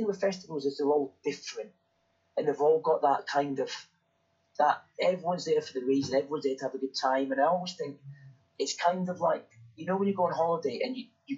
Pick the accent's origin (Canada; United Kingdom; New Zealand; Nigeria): United Kingdom; Dundee, Scotland; moved away; I'm from Dundee